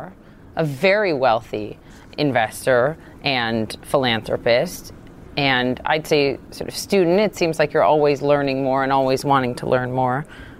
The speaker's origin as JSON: {"language": "English", "region": "Minnesota", "country": "United States", "tie": "born or raised there", "said": "I grew up in Minnesota, but they took me all over the world, truly."}